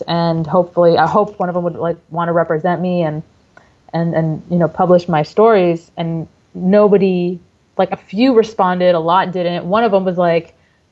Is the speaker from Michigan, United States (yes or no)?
yes; Dearborn, Michigan, United States; moved away as an adult; now in Texas, United States; I am a native of Dearborn, Michigan. I am originally from Michigan